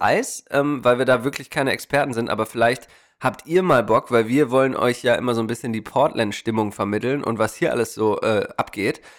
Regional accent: Germany; now in United States; bei uns läuft aber einiges daneben

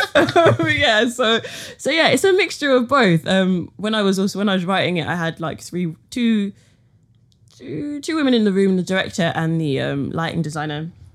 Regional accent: London, United Kingdom; being like a young woman born in London

